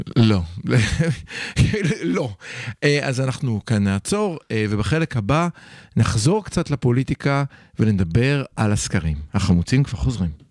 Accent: Israel

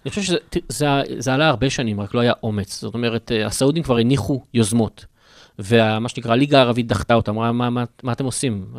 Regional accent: Israel; אנחנו כישראלים

